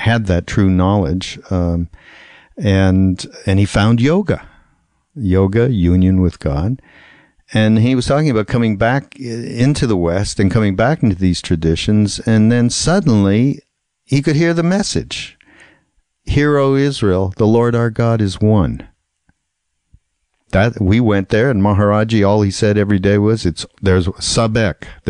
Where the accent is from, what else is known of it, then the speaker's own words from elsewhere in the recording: Montreal, Quebec, Canada; I grew up in Montreal, and I went to a parochial school, a Hebrew school